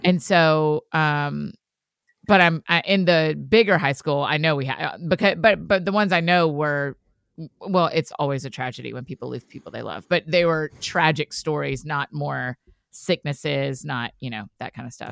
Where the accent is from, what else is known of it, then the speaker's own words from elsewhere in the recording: Marietta, Georgia, United States; I'm from Marietta, Georgia